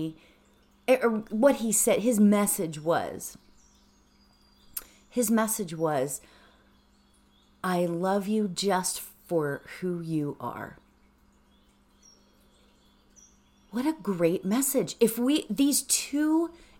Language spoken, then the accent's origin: English; Pittsburgh, Pennsylvania, United States; now in Los Angeles, United States; I grew up in Pittsburgh